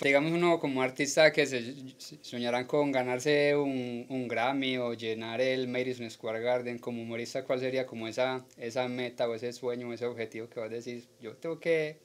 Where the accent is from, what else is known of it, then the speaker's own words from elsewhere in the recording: Colombia; now in United States; como colombianos